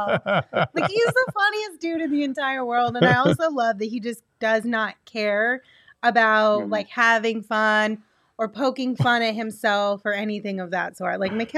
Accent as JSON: {"language": "English", "region": "New Mexico", "country": "United States", "tie": "born or raised there", "lives_now": "Arizona, United States", "said": "I grew up in New Mexico. Now I live in Arizona. What is this?"}